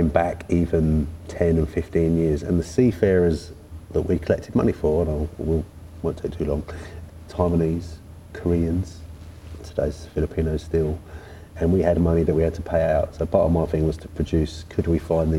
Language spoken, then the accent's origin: English; London, United Kingdom; I was born in South London